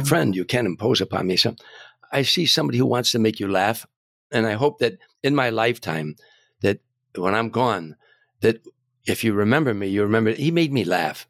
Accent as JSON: {"language": "English", "town": "Harvey", "region": "Illinois", "country": "United States", "tie": "born or raised there", "moved": "yes", "said": "growing up in Harvey"}